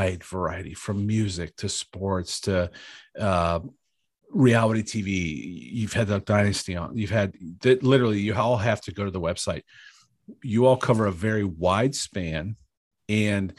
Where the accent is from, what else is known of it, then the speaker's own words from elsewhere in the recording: Bedford, Ohio, United States; I'm from Bedford, Ohio